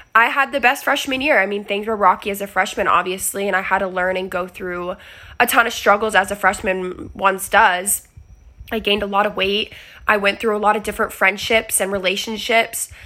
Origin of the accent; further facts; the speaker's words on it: Arizona, United States; moved away; I am from Arizona originally.